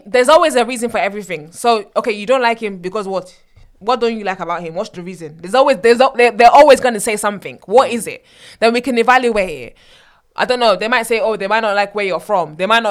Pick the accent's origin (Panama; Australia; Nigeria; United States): Nigeria; Because obviously, we're Nigerians. Kule. Exactly, we're Nigerian.